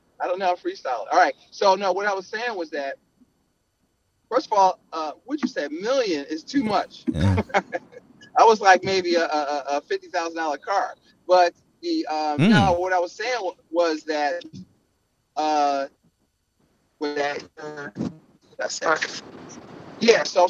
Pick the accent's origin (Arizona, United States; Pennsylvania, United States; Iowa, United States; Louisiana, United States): Pennsylvania, United States; Philadelphia; I'm from Philly